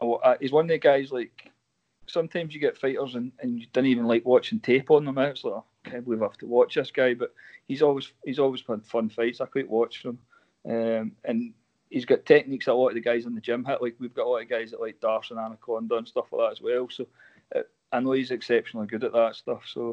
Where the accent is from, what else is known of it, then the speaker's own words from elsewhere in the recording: Scotland, United Kingdom; Scotland's we're a wee bit behind England with that stuff now.